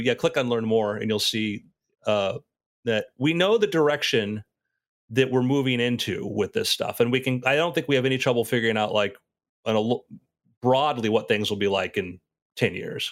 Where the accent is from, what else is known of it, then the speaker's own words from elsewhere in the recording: South Florida, United States; I was around that age growing up in South Florida at that time